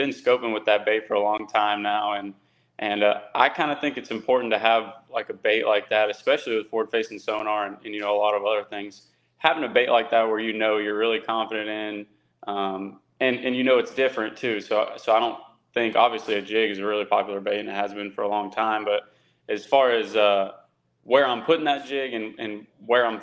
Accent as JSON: {"language": "English", "region": "Texas", "country": "United States", "said": "I'm from Texas"}